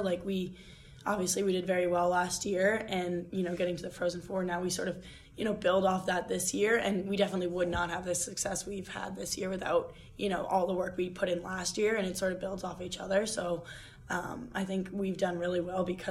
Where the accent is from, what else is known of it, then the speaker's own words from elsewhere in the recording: Boston, Massachusetts, United States; I'm from Boston